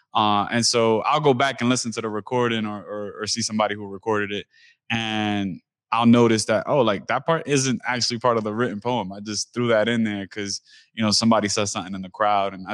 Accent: New York City, New York, United States; moved away as an adult; now in Seattle, United States; I come from East New York, Brooklyn, which is predominantly Black and Hispanic, Caribbean

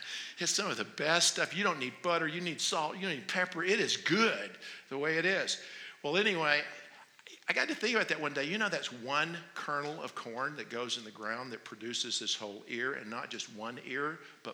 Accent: North Carolina, United States; moved away as an adult; now in Phoenix, United States; I'm from North Carolina

